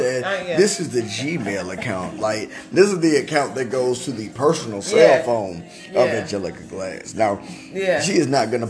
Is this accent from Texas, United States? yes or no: yes; Allen, Texas, United States; I personally went to Allen High School in Allen, Texas.